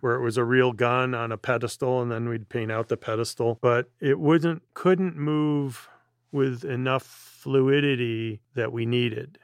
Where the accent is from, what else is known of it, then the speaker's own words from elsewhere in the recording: Midwest, United States; Jerry being Midwesterner, me being same